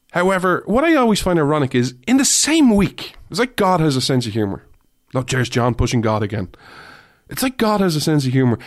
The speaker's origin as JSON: {"language": "English", "country": "Ireland", "said": "I say this as an Irish person who doesn't really drink"}